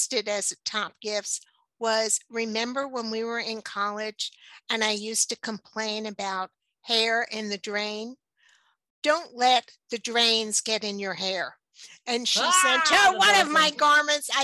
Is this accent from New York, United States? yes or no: yes; New York City, New York, United States; moved away; I grew up in New York City